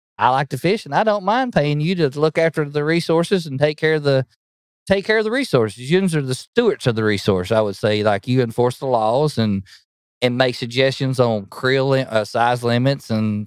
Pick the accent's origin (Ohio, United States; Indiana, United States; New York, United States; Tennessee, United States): Tennessee, United States; Spring City; I'm from Spring City, Tennessee, right near Lake Chickamauga. Probably everybody's heard of Lake Chickamauga, but born and raised there for all my life. Grew up on the Tennessee River